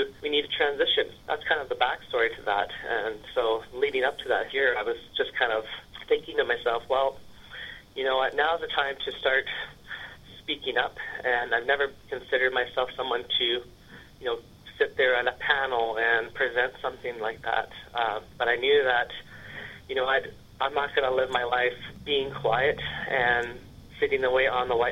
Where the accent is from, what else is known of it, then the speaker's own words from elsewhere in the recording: Prince Rupert, British Columbia, Canada; also born or lived in Vanderhoof; I was raised in Prince Rupert with my mom and my stepdad